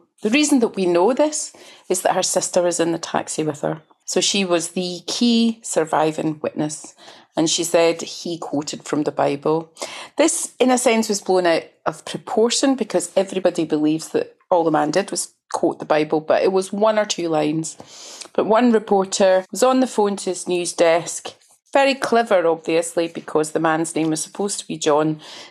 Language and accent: English; Glasgow, Scotland, United Kingdom; Well, I grew up in Glasgow